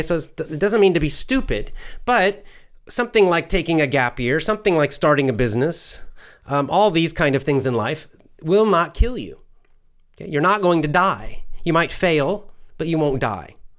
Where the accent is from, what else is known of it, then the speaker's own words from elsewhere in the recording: United States; I'm American